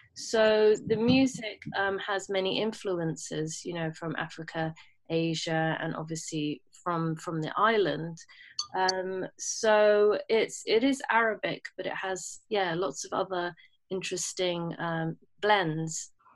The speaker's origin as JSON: {"language": "English", "region": "London", "country": "United Kingdom", "tie": "born or raised there", "also_born_or_lived": "Bahrain", "said": "I was born in London and when my mum was fit enough to fly, um, I flew back to, well, I flew to Bahrain to grow. I, I lived there until I was nine. Um, my mum and dad split up. And um, yeah, and I stayed in London since"}